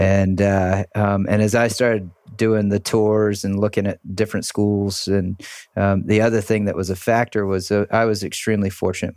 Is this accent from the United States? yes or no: yes; Charleston, South Carolina, United States; I grew up in Charleston, South Carolina. Uh, we moved to, to Charleston when I was four years old.